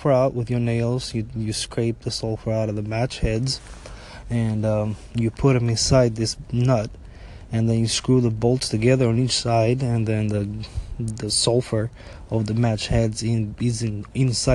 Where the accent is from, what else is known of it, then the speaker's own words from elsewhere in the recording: Albania; now in United States; growing up in Albania